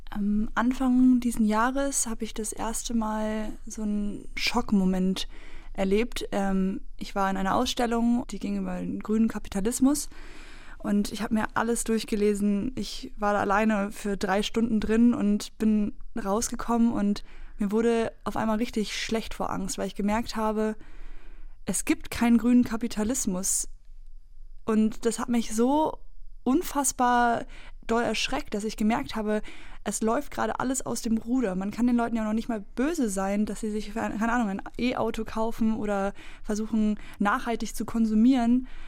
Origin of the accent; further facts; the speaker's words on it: East Germany, Germany; Aus meiner Erfahrung in der DDR, wo ich aufgewachsen